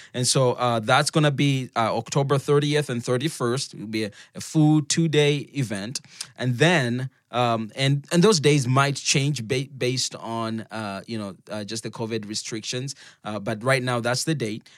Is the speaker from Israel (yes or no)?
no; Zambia; moved away; I'm from Zambia